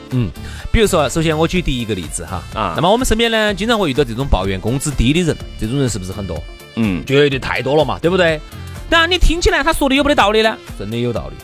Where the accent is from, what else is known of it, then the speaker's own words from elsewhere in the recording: Sichuan, China; accent: Sichuanese; 按照我们四川话来说